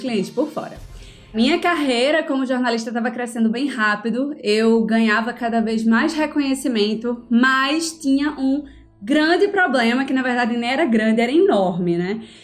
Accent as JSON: {"language": "Portuguese", "town": "Recife", "region": "Pernambuco", "country": "Brazil", "tie": "born or raised there", "also_born_or_lived": "Floresta, Pernambuco", "accent": "Recife", "said": "eu nasci numa cidade chamada Floresta, lá no sertão de Pernambuco, em 1992. Mas embora eu tenha nascido lá no sertão, eu sempre morei aqui na capital, né, em Recife"}